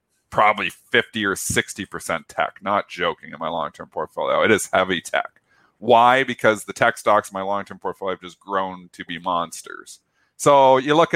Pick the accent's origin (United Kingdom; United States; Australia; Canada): Canada; I'm Canadian